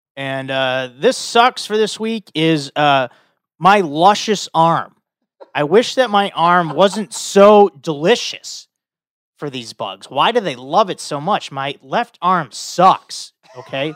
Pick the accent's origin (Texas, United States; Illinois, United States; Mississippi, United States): Illinois, United States; Chicago; I'm from Chicago.